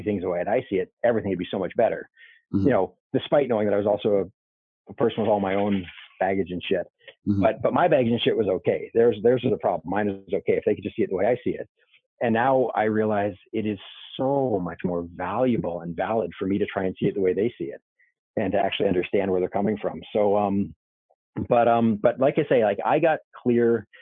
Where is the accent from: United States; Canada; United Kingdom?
Canada; born or raised there; moved away